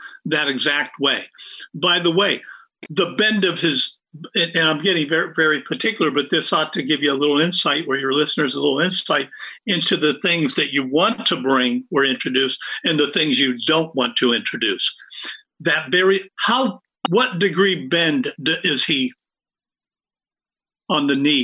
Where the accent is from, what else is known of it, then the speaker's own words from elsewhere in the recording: Pittsburgh, Pennsylvania, United States; also born or lived in Indiana; I grew up in Pittsburgh after moving from Indiana, Western PA